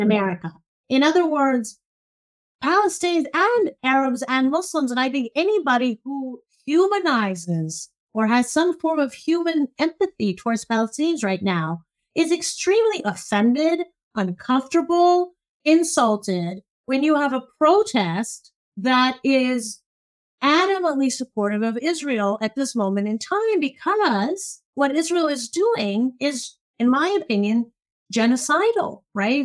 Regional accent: Cairo, Cairo Governorate, Egypt; now in United States; so I'm originally Egyptian. I was born in Cairo

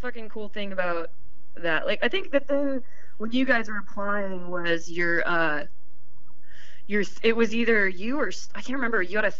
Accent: Sacramento, California, United States; I'm from the Sack.

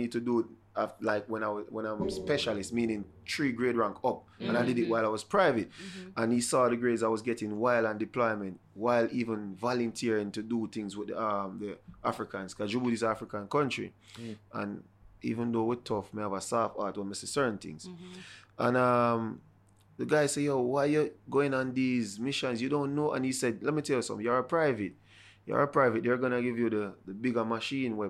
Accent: Jamaica; moved away as an adult; I was from Jamaica.

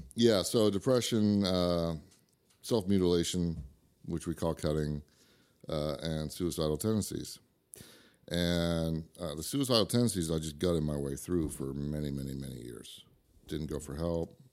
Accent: Idaho, United States; also born or lived in Santa Rosa, California; I was born in California, but I'm from Idaho

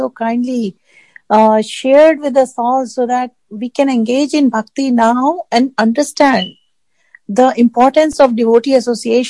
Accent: India; we are born and raised in India

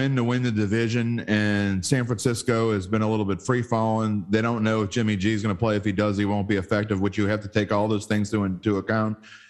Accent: West Bank, Palestine; Look, buddy, I'm from the West Bank.

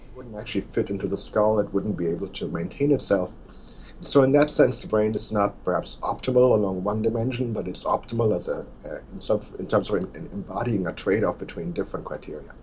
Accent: Germany; moved away as an adult; also born or lived in Tübingen, Germany; now in Bloomington, United States; I was born in Germany

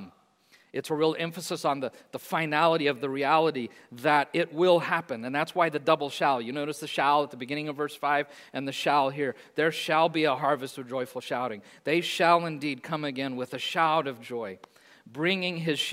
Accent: Hayes, London, United Kingdom; I grew up in Hayes, on the edge, played in the fields a lot

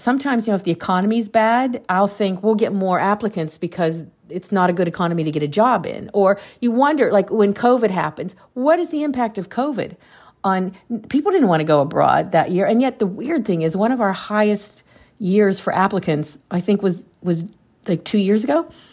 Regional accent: Pennsylvania, United States; I grew up in a small town in Pennsylvania

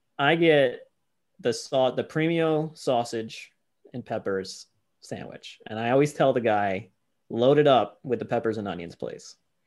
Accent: New York, United States; growing up in New York and going to Mets games as a Mets fan

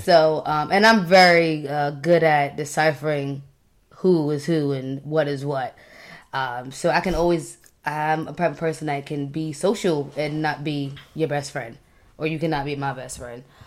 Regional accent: Long Island, New York, United States; moved away as an adult; now in Maryland, United States; I grew up in Long Island

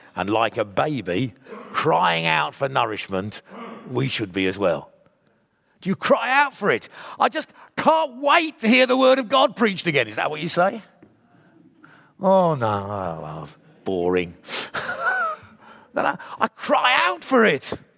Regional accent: England, United Kingdom; I'm a believer in Jesus, joined with other Jeju, believers in Jesus across the world who happens to be English

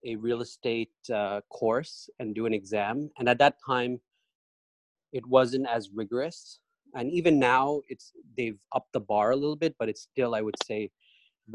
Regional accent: Canada; moved away as an adult; also born or lived in Pakistan; now in New York, United States; I'm Canadian by birth, born and raised there for most of my life, lived in Pakistan for a small stint

